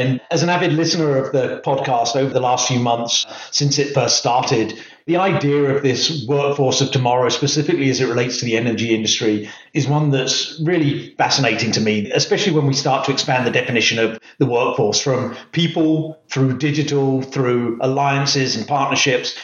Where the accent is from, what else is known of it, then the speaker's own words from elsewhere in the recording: England, United Kingdom; originally from the UK